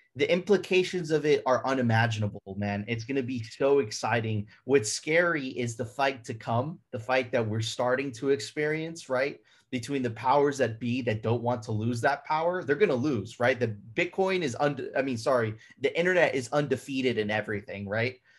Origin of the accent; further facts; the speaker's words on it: Miami, Florida, United States; also born or lived in Venezuela; I grew up in Miami, but my family is, is, is originally from Venezuela. I lived my younger, ve, my very young years in Venezuela